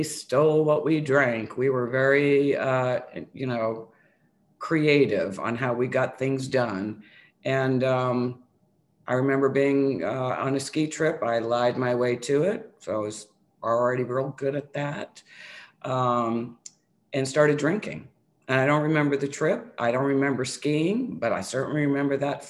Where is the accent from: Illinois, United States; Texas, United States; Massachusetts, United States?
Massachusetts, United States; New Bedford; moved away; also born or lived in New York; I grew up outside of Boston in a really small town called New Bedford, Mass. I'm originally from New York. And for 7-8 years, I lived in this small, old, it was an old manufacturing town.